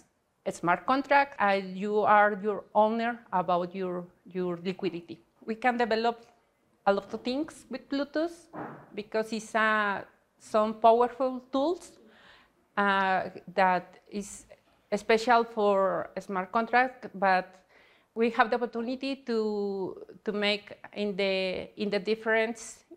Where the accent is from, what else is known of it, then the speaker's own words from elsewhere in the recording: Mexico; English is a second language; I'm from Mexico, and I'm part of the education team in IOG.